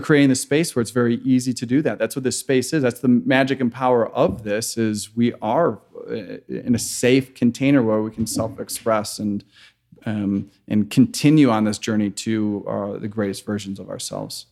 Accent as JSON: {"language": "English", "town": "Chicago", "region": "Illinois", "country": "United States", "tie": "born or raised there", "also_born_or_lived": "Grand Rapids, Michigan / San Francisco", "moved": "as an adult", "said": "I am originally from Chicago, grew up in a very conservative Christian home"}